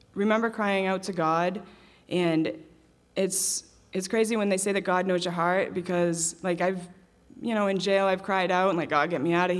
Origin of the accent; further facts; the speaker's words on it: Maine, United States; I'm from Maine.